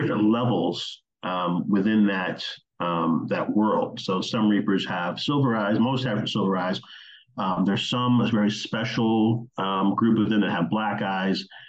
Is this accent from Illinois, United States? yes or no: yes; Oak Park, Illinois, United States; I grew up in the Chicago area. I grew up in a town called Oak Park, Illinois